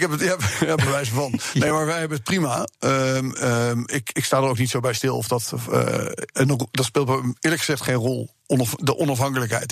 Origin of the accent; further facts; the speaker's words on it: Amsterdam, North Holland, Netherlands; also born or lived in United States; ik ben opgegroeid in Amsterdam